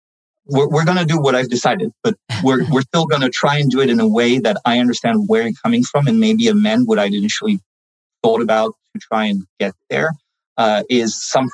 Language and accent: English; France; moved away; I'm bilingual in French and English. I started learning English at home first and lived in France most of my life.